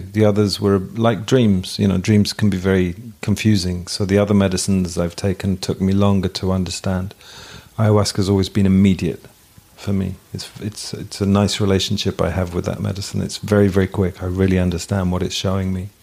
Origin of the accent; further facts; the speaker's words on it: England, United Kingdom; In England we learn the cat sat on the mat